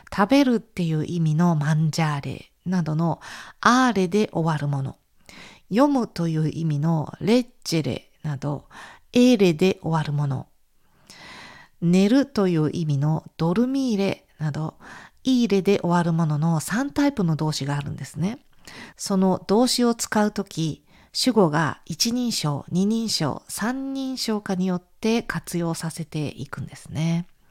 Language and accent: Japanese; Japan; moved away as an adult; now in Italy; 私のような亀の歩みの日本人学生